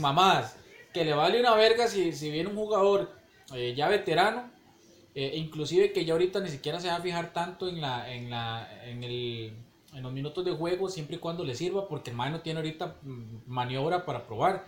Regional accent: Costa Rica

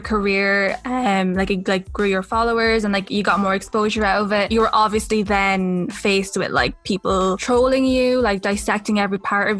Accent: Philippines; now in Ireland; like I'm Filipino, so like I get that kind of culture.

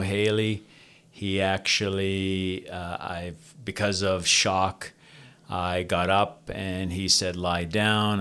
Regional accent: Toronto, Ontario, Canada; I was born and raised in Toronto, Ontario, Canada, uh, from a Greek family, Greek immigrant family

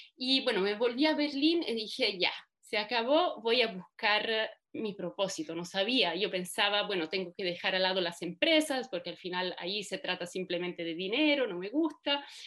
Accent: Italy; moved away as an adult; also born or lived in Germany; soy italiana de origen. Em, estudié allá, estudié Derecho

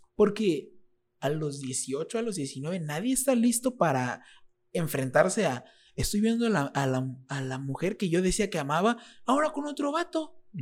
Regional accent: Reynosa, Tamaulipas, Mexico; also born or lived in State of Mexico; aunque yo nací en el Estado de México, yo soy reinocense. Aquí crecí. Reynosa es mi casa

